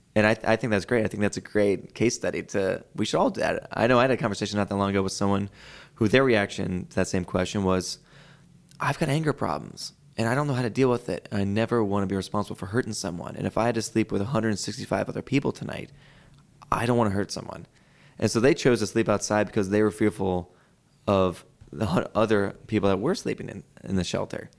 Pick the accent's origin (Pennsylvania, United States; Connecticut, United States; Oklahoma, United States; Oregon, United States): Pennsylvania, United States; Philadelphia; now in Boise, United States; my hometown of Philadelphia